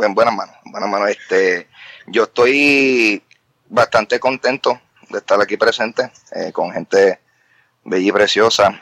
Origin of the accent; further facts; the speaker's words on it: Carolina, Puerto Rico; yo soy de Carolina